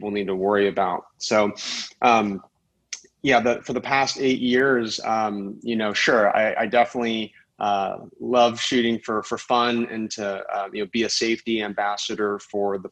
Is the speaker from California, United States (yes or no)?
yes; Silicon Valley, California, United States; I come from Silicon Valley. Tech is my day job